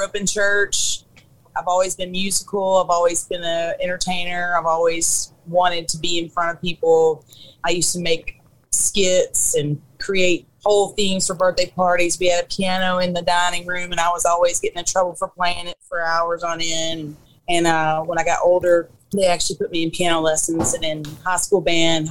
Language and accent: English; East Texas, United States; also born or lived in Jacksonville, North Carolina / Pasadena, Texas; And then we moved up to East Texas when I was about seven, I think. So I grew up here, basically.